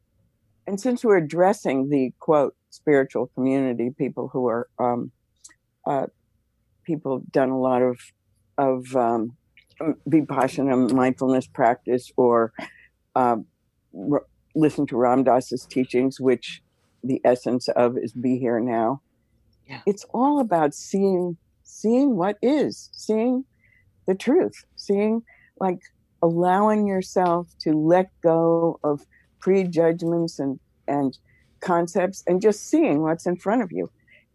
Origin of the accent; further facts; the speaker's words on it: United States; also born or lived in Manhattan, New York / New Jersey / Pittsburgh; I grew up in Manhattan and New Jersey